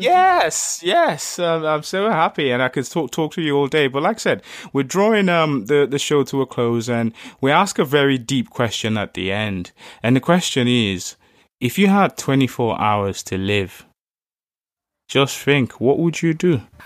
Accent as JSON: {"language": "English", "region": "Lagos", "country": "Nigeria", "tie": "born or raised there", "said": "growing up in Lagos"}